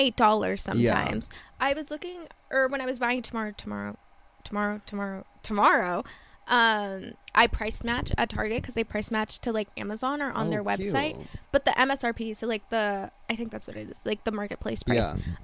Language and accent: English; Midwest, United States; us growing up in the Midwest